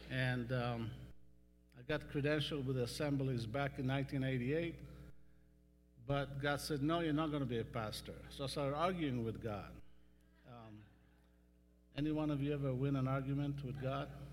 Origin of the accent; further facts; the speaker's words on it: Western Galilee, Northern District, Israel; moved away as an adult; also born or lived in California; now in Texas, United States; I grew up in Western Galilee